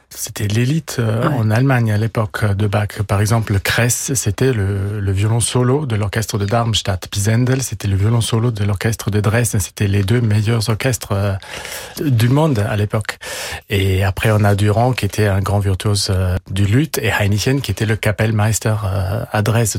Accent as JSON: {"language": "French", "country": "Italy", "also_born_or_lived": "Austria / England", "first_language": "German", "second_language": "French", "moved": "yes", "lives_now": "Paris, France", "said": "j'ai la nationalité italienne. Euh, ma langue maternelle, c'est l'allemand. Euh, j'ai étudié euh, en Autriche et en Angleterre. depuis 20 ans, je vis à Paris."}